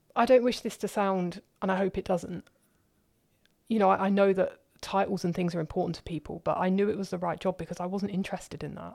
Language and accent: English; London, United Kingdom; accent: southerner; moved away as an adult; also born or lived in Cardiff; now in Germany; I was born in London, opposite the Houses of Parliament.